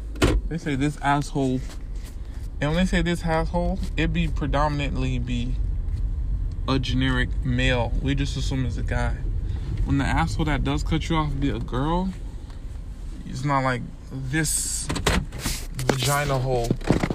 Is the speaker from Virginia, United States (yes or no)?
no; Miami, Florida, United States; I'm from Miami